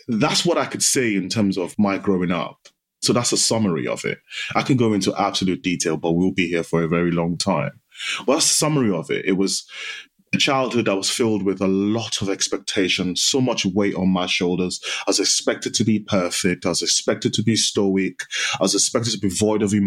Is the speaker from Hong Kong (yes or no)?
no; Nigeria; now in United Kingdom; My childhood, I grew up in Nigeria. So I spent half my life in Nigeria, and it was a typical Nigerian Yoruba household.